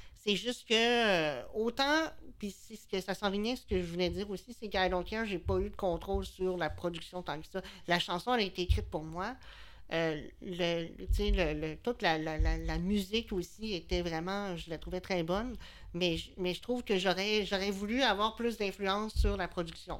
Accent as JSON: {"language": "French", "town": "Quebec City", "region": "Quebec", "country": "Canada", "lives_now": "L'Ancienne-Lorette, Canada", "said": "je viens de, ben, je viens de Charlebourg, mais j'habite à l'ancienne Lorette depuis plusieurs années."}